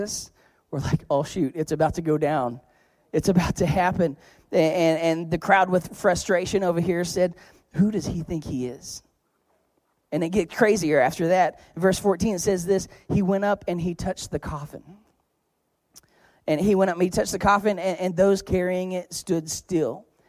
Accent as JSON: {"language": "English", "region": "Oklahoma", "country": "United States", "said": "I'm from Oklahoma"}